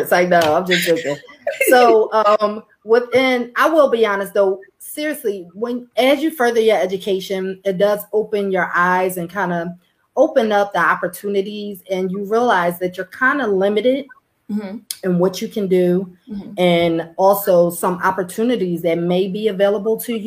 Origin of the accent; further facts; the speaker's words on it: Philadelphia, Pennsylvania, United States; So I'm originally from Philadelphia, where I grew up. I was born and raised in North Philadelphia.